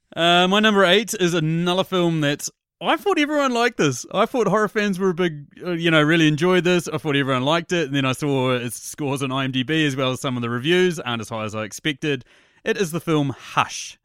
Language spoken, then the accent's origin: English; New Zealand; I'm a New Zealander